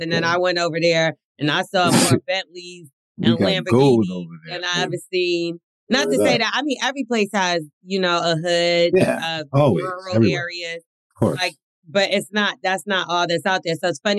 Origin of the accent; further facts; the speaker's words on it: United Kingdom; My main concern, naturally, as a Brit, is guns, the whole gun culture, laws, like in New Jersey.